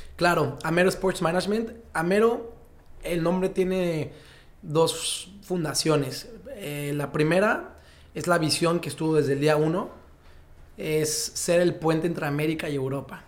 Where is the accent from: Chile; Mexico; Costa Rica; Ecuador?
Mexico; yo como muchos mexicanos